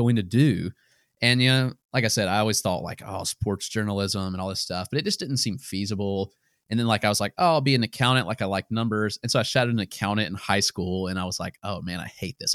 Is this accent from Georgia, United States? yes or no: no; Greenwood, South Carolina, United States; now in Greenville, United States; I grew up in Greenwood, South Carolina